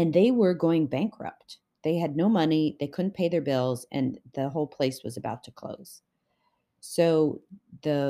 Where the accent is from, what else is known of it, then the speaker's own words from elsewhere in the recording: Canada; I'm Canadian